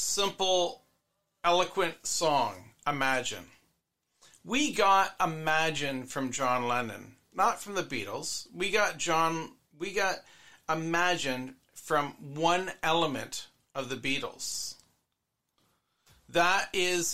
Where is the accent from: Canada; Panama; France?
Canada; me as a Canadian